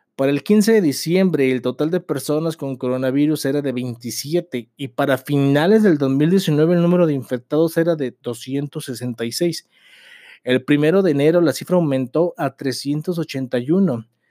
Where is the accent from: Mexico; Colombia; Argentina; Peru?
Mexico; como mexicanos somos personas valemadristas